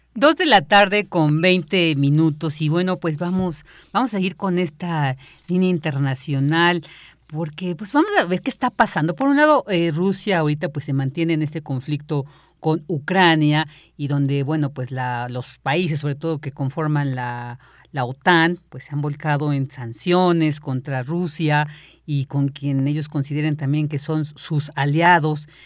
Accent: Mexico

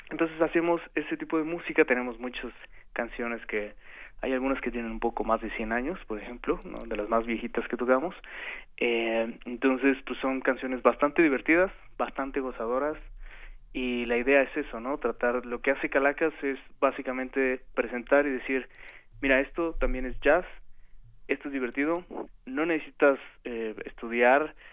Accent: Mexico; nosotros, pues bueno, de entrada somos mexicanos

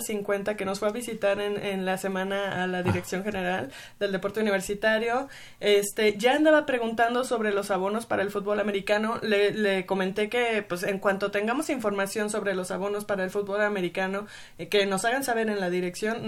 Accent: Mexico City, Mexico; soy sureña y, nací

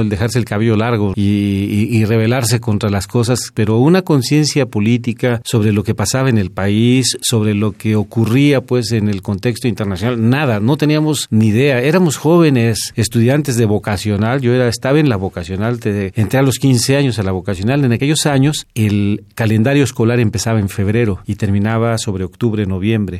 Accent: Mexico City, Mexico; yo nací en Azcapotzalco, en el barrio de Azcapotzalco. En aquellos tiempos era un barrio, este, pues popular

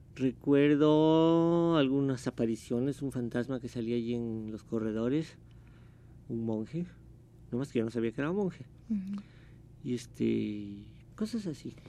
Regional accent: Mexico City, Mexico; also born or lived in Córdoba, Veracruz; Mis recuerdos son del distrito, yo crecí en México

